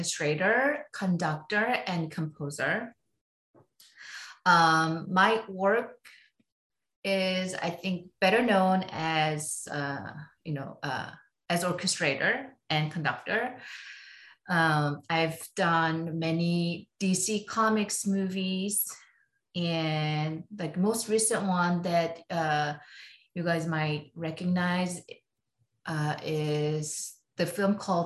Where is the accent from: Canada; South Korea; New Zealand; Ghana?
South Korea; now in United States; I was born and raised in Korea, so it's still in me